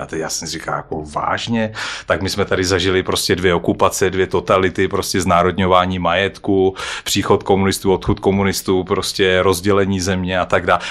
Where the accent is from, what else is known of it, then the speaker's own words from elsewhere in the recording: Czechia; jsme my Češi